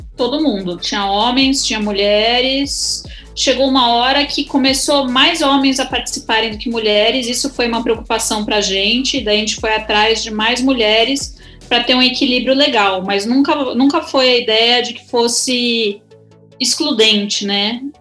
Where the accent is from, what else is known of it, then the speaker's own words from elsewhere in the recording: Brazil; aqui no Brasil